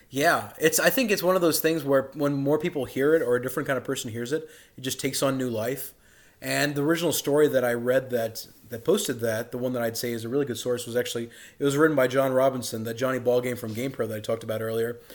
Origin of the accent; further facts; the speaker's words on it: Karachi, Sindh, Pakistan; moved away; also born or lived in Dallas, Texas, United States; I was born in Dallas, Texas, but I grew up in Karachi, Pakistan